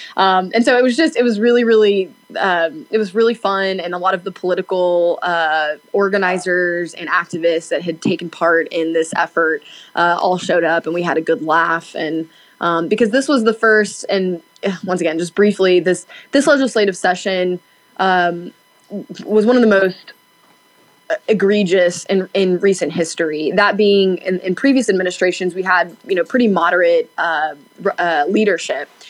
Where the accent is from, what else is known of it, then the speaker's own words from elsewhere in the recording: Knoxville, Tennessee, United States; now in Nashville, United States; I am from Knoxville and I grew up there.